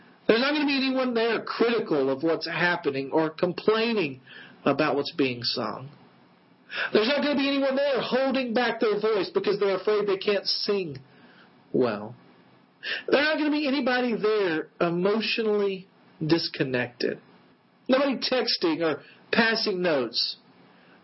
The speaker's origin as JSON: {"language": "English", "region": "West Tennessee", "country": "United States", "tie": "born or raised there", "said": "I grew up in West Tennessee, at a place called Wheelfoot Lake."}